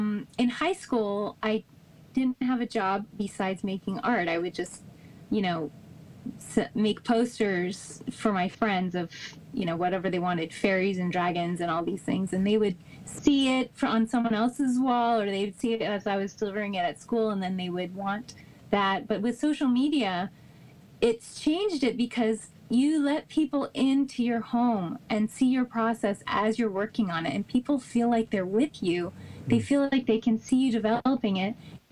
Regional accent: New Canaan, Connecticut, United States; I didn't realize how lucky I was until the last few years when I started reflecting on my childhood

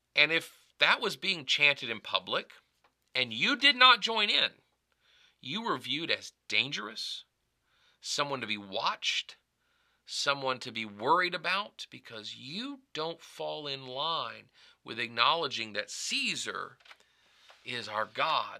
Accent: United States; I call myself an American because that's the designation of my nationality

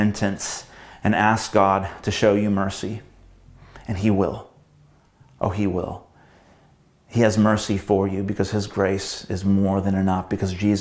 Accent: United States; growing up in America

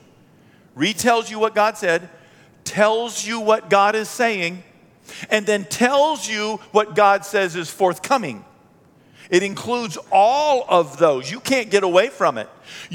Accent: United States; born and raised in America

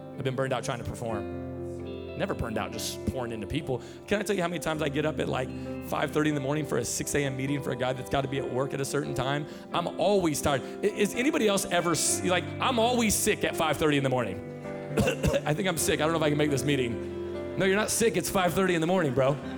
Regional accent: Tacoma, Washington, United States; I'm from Tacoma, Washington, born and raised

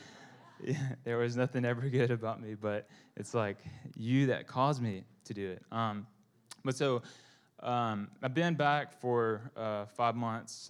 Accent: Bible Belt, the South, United States; I'm Vietnamese American

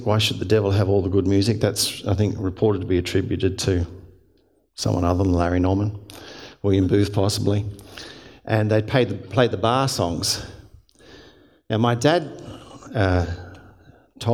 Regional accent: Hurstville, New South Wales, Australia; I grew up in the Salvation Army. And Salvation Army, once a month we'd march into the streets of Hurstville Corps I belonged

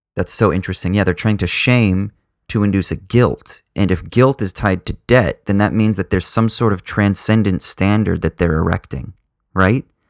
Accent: Southern California, United States; I grew up in Southern California, quite conservative

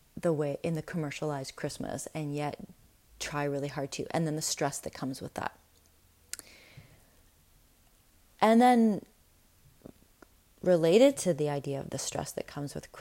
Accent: Winnipeg, Manitoba, Canada; I grew up in Winnipeg

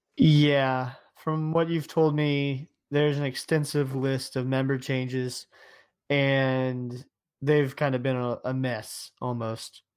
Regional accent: Ohio, United States; I'm from Ohio.

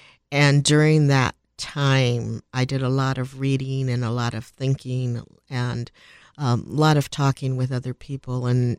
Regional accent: Milwaukee, Wisconsin, United States; born there; Well, I was born in Milwaukee, Wisconsin, and that's a little bit of an anomaly.

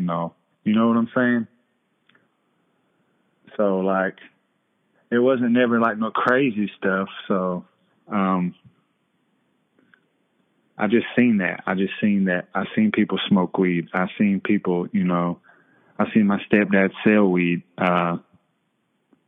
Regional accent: Cherokee, North Carolina, United States; born and raised in Cherokee, Wolftown.

